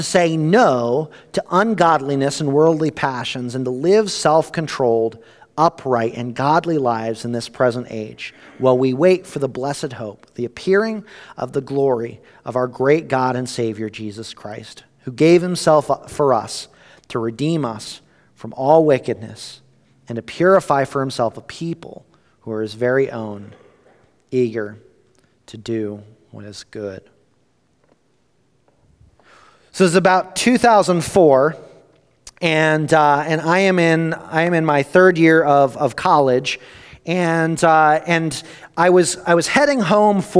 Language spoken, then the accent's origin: English; East Coast, United States; I grew up on the East Coast